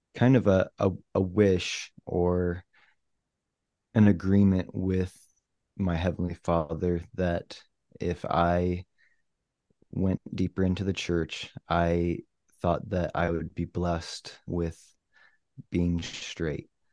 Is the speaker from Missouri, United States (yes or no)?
yes; Missouri, United States; moved away; also born or lived in Provo, Utah / Kansas City; I moved from Utah back to my home state of Missouri